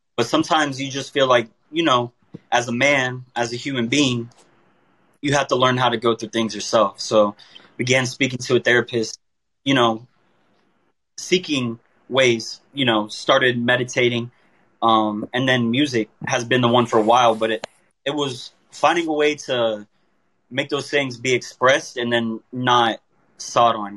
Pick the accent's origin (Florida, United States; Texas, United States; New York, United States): Florida, United States; Tampa; I'm from Tampa, Florida